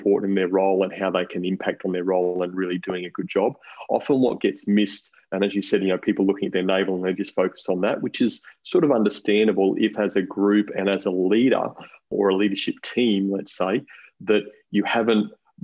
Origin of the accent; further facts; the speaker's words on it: Brisbane, Queensland, Australia; moved away as an adult; also born or lived in Sydney; now in Central Coast, Australia; I'm actually a Queenslander. I grew up in Brisbane